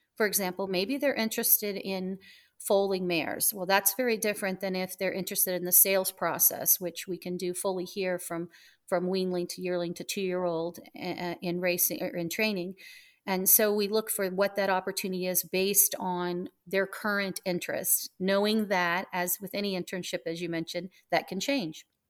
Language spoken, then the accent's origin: English; Southwest Missouri, United States; also born or lived in Miami; now in Ocala, United States; I was from Southwest Missouri